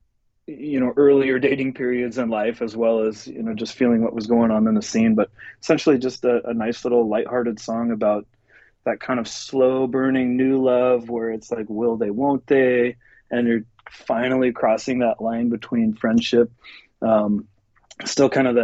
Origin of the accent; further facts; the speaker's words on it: central Nebraska, United States; moved away as an adult; also born or lived in Lincoln, Nebraska / Los Angeles; now in Seattle, United States; I originally grew up in central Nebraska